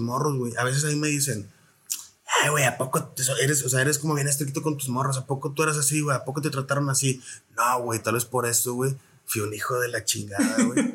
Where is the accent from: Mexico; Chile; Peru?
Mexico; Reynosa, Tamaulipas; also born or lived in San Luis Potosí; soy originario de la ciudad de San Luis Potosí, soy del barrio de Tequis, ahí en San Luis, este, ahí nací. Me registraron en Querétaro ah, y, y, estoy criado aquí en Reynosa y parte en San Luis también